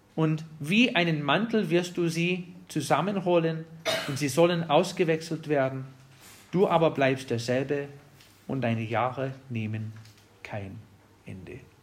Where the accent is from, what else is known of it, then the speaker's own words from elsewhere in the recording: Wisconsin, United States; German is a second language; moved away; Ich komme aus Wisconsin